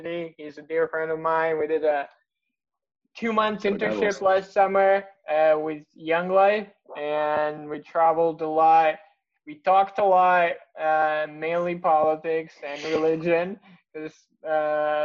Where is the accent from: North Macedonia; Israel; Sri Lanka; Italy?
North Macedonia; we're from Macedonia, and Macedonia is not that far.